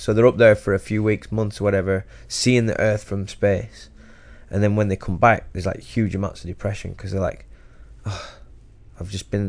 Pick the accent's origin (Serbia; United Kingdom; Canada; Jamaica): United Kingdom; England; now in Los Angeles, United States; we're from England, like working class towns in England